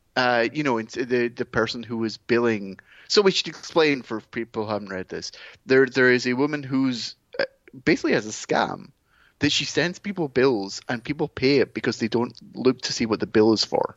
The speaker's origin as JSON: {"language": "English", "region": "Scotland", "country": "United Kingdom", "said": "being Scottish"}